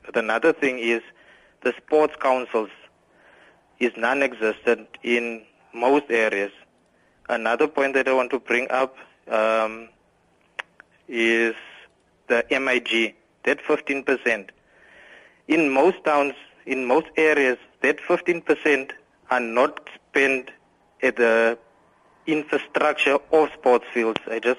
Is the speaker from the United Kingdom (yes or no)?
no; Queenstown, Eastern Cape, South Africa; from Queenstown.